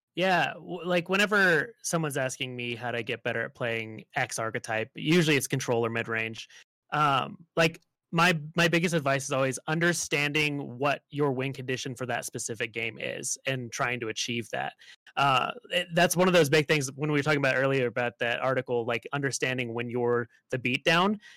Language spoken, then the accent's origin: English; Las Vegas, Nevada, United States; I grew up in Las Vegas